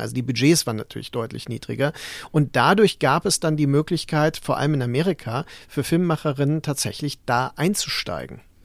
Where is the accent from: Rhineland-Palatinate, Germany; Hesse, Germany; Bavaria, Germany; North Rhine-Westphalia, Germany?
Rhineland-Palatinate, Germany; Mainz; Ich bin ja in Mainz aufgewachsen